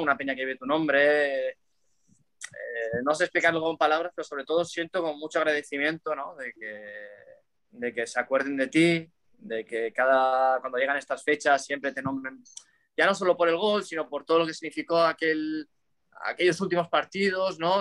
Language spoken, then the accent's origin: Spanish; Cocentaina, Valencian Community, Spain; moved away as an adult; now in Malaysia; yo me crié en Valencia